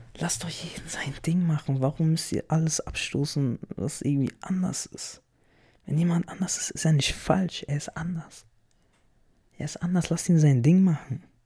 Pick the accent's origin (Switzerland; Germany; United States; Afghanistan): Germany; ich bin ja hier in Deutschland geboren, aufgewachsen, zur Schule gegangen.